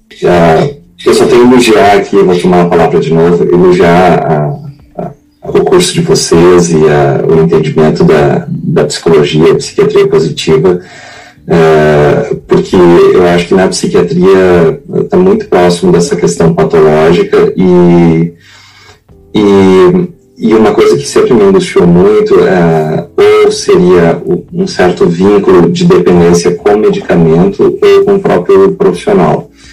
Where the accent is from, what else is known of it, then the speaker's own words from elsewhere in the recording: Rio de Janeiro, Brazil; eu sou daqui do Rio